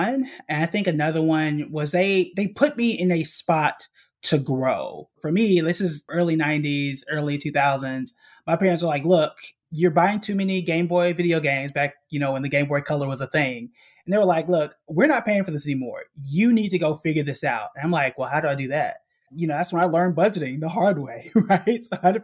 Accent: Tulsa, Oklahoma, United States; moved away as an adult; also born or lived in New York City; I was born and raised in Tulsa, Oklahoma, which is also known as Black Wall Street

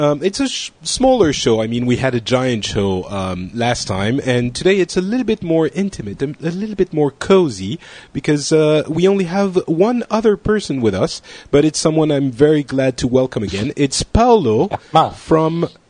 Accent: South Africa; No, I'm from South Africa.

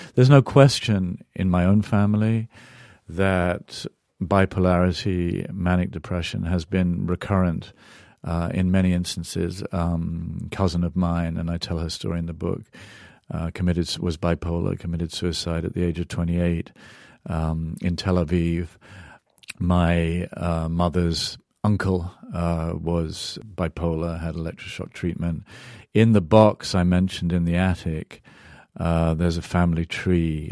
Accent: England, United Kingdom; now in United States; I grew up in England, now I'm an American

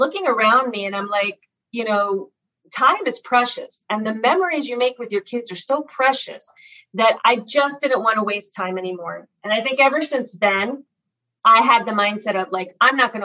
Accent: Miami, Florida, United States; moved away as an adult; also born or lived in Cuba; I grew up in South Florida. We immigrated to South Florida and the Miami area. And I grew up there

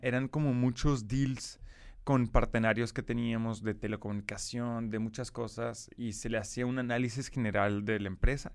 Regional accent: Brussels, Brussels-Capital Region, Belgium; Spanish is a second language; moved away; nací en Bélgica y crecí en Bélgica de forma general

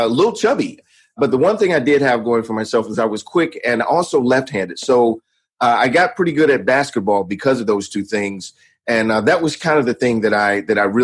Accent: Atlanta, Georgia, United States; also born or lived in Miami / Las Vegas; I was actually born in Atlanta, Georgia. And I grew up here for the majority of my youth

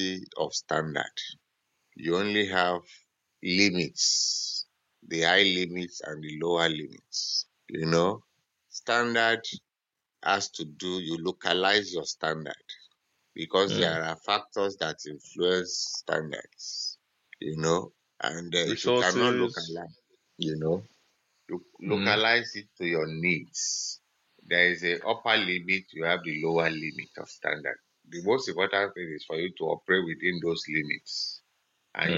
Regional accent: Nigeria; Nigerians have long throat. our taste is foreign.

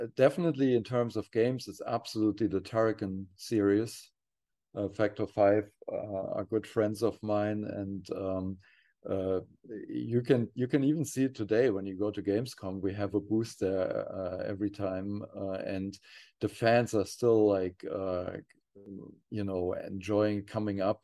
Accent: near Frankfurt, Hesse, Germany; born or raised there; also born or lived in Kassel, Germany

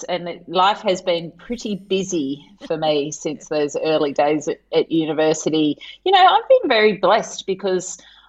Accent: Tasmania, Australia; moved away as an adult; also born or lived in Adelaide; I grew up in Tasmania, so I was kind of a curiosity according to the Adelaide students when I arrived.

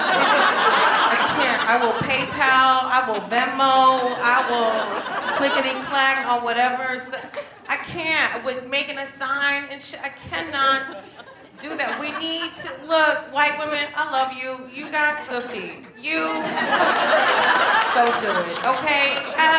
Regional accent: United States; moved away; also born or lived in Amsterdam, Netherlands; I was born in America

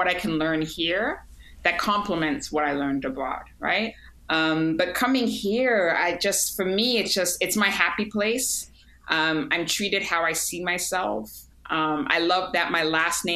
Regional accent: New York, United States; also born or lived in Ghana / London; now in Accra, Ghana; when I was 5 or 6, we moved to New York

